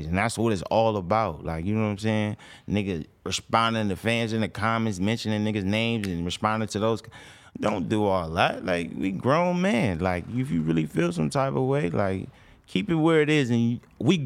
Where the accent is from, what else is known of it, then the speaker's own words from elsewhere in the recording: Los Angeles, California, United States; we all from